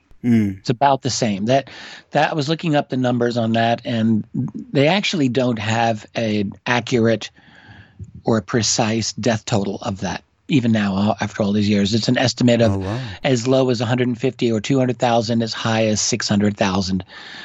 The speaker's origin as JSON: {"language": "English", "town": "New York City", "region": "New York", "country": "United States", "tie": "born or raised there", "lives_now": "Rochester, United States", "said": "Well, I'm from New York City. That's uh-huh. where I was born and I grew up in that area."}